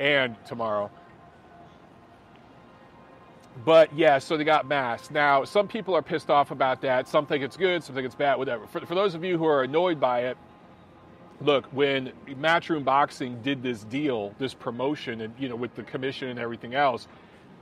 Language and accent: English; Detroit, Michigan, United States; born or raised there; now in Atlanta, United States